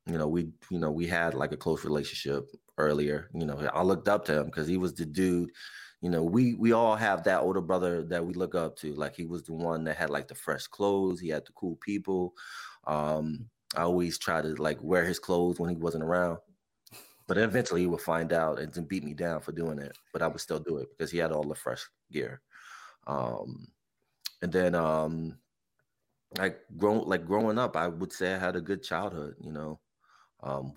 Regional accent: New Jersey, United States; now in Bethlehem, United States; born and raised in Jersey. I live in PA now. I've been in PA for almost going on 20 years now

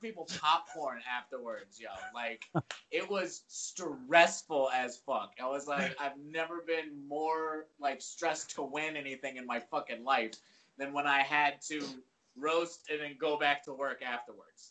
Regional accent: Virginia, United States; moved away; I'm from Virginia originally.

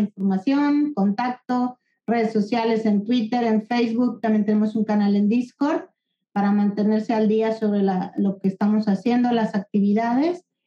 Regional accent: Guadalajara, Jalisco, Mexico; moved away as an adult; now in Barcelona, Spain; soy de Guadalajara. Hace 20 años me vine a vivir aquí a, Barcelona

